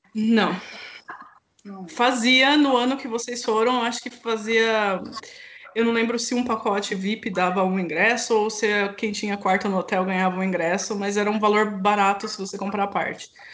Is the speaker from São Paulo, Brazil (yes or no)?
yes; Campinas, São Paulo, Brazil; Eu sou de Campinas